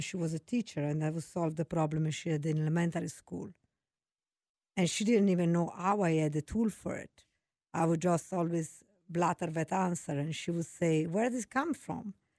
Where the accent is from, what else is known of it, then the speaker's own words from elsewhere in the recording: Venice, Veneto, Italy; English is a second language; moved away as an adult; also born or lived in Florence; now in United States; I'm from Italy. I was born in Florence. I grew up in Venice, such a beautiful city in Italy